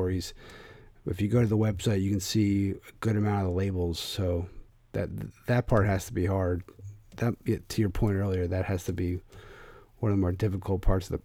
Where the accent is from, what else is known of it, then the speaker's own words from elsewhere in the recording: Philadelphia, Pennsylvania, United States; now in New England, United States; I'm from Philadelphia